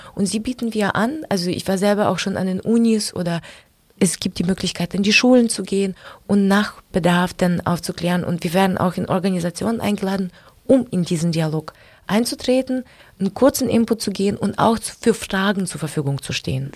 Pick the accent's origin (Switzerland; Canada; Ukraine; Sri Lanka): Ukraine; German is a second language; now in Germany; dass wir jetzt nicht nur Menschen aus der Ukraine sind